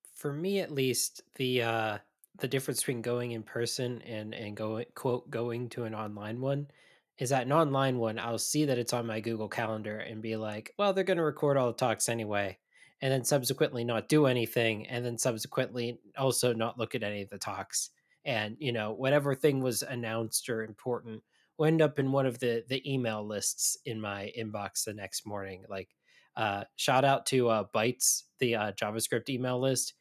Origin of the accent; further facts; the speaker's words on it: Midwest, United States; as a Midwesterner